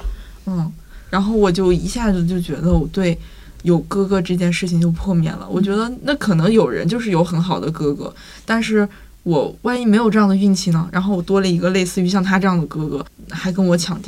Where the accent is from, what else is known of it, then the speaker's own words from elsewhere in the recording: Northeast China, China; accent: Northeastern; 对我爸是东北人，要不然我的口音怎么能如此东北？